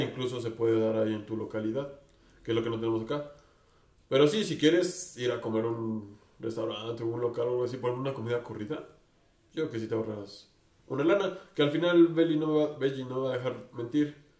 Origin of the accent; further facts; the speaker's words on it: Mexico City, Mexico; accent: chilango; Yo sí estoy orgulloso de mi acento chilango